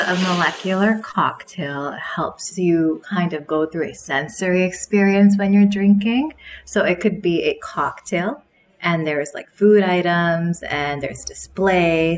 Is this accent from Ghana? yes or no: no; Canada; growing up in Canada